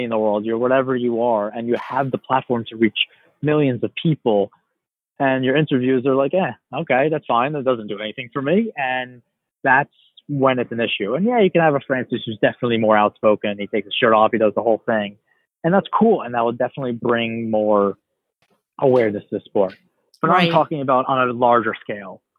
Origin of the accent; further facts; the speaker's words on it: New York, United States; And oh wait, I'm from New York. I can go watch the US Open.